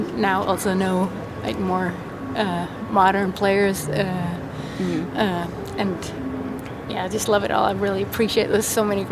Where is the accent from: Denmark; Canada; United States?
Denmark; I was from Denmark